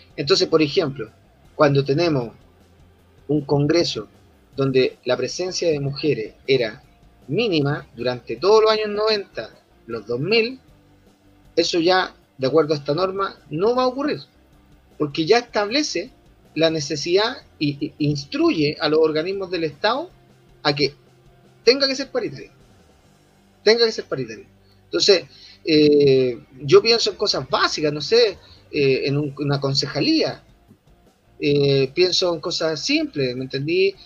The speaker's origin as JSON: {"language": "Spanish", "country": "Chile"}